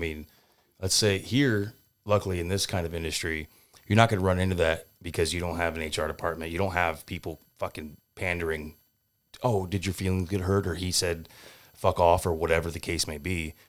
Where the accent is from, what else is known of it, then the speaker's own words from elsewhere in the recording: San Diego, California, United States; So I grew up in San Diego, California.